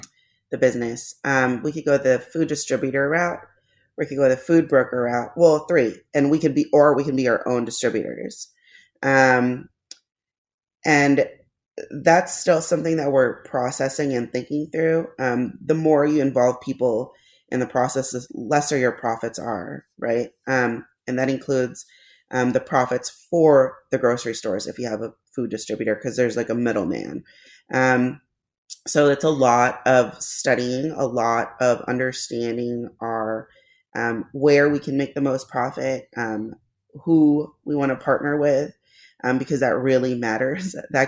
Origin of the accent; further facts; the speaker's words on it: Philippines; Because me being Filipino was not enough.